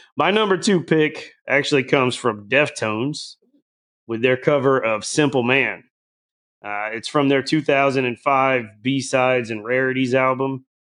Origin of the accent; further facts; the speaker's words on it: the South, United States; I grew up in the South